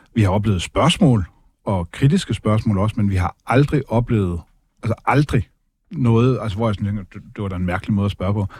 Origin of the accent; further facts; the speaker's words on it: Denmark; jeg som dansker, hvid, opvokset i Danmark